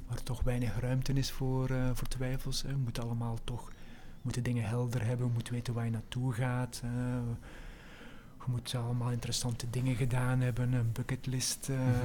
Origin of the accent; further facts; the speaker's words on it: West Flanders, Belgium; moved away as an adult; also born or lived in Leuven / Netherlands; een West-Vlaming, opgegroeid in Aarselen, op paar kilometer van Dentrem